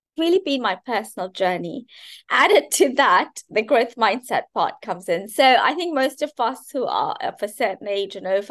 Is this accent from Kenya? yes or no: yes; Kenya; I grew up in Kenya, and I grew up in a joint family.